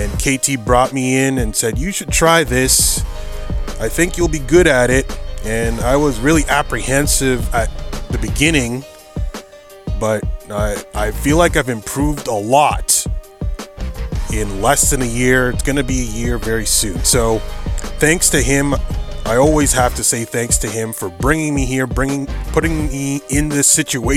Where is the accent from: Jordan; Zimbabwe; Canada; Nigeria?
Canada; Ontario; I am Canada. In my home state or home province of Ontario